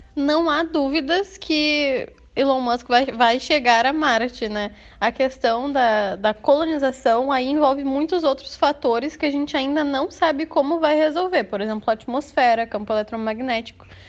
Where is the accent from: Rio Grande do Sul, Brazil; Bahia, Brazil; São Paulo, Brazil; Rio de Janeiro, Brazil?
Rio Grande do Sul, Brazil; Eldorado do Sul; eu sou do Rio Grande do Sul, de Eldorado do Sul, pertinho de Porto Alegre